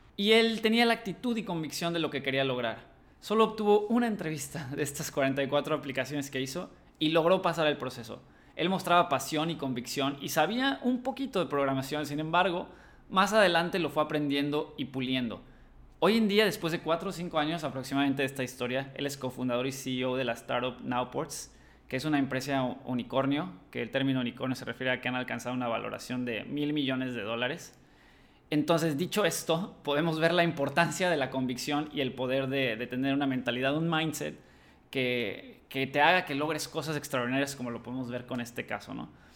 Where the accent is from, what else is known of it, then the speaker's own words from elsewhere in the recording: Cancún, Quintana Roo, Mexico; also born or lived in Madrid; soy cancunense